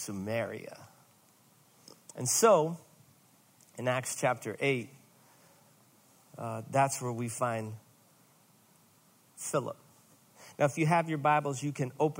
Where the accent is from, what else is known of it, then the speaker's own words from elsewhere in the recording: Rockford, Illinois, United States; I'm from Rockford